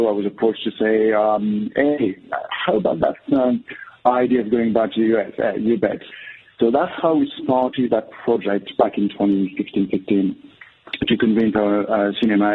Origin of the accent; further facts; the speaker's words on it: Versailles, Île-de-France, France; moved away as an adult; also born or lived in Paris / New York / England / Scotland; I'm actually a Parisian. I was actually born and raised in Versailles, which is just outside of Paris. And I lived in Paris up until the age of 20